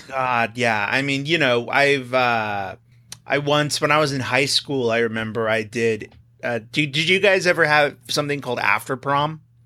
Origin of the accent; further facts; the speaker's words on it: Texas, United States; moved away as an adult; now in California, United States; I grew up in Texas